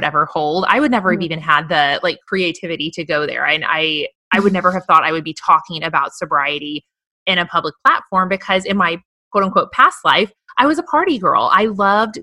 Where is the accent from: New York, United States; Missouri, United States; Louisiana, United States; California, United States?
Missouri, United States; moved away as an adult; now in Austin, United States; move from my home state of Missouri, a sweet Midwestern girl here